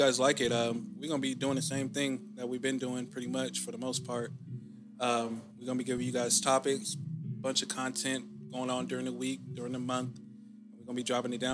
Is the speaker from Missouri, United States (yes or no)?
no; Jacksonville, Florida, United States; I'm from Duval County